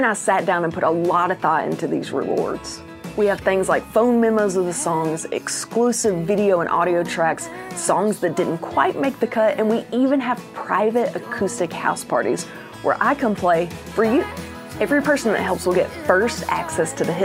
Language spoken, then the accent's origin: English; the South, United States; accent: Southern; I have a Southern accent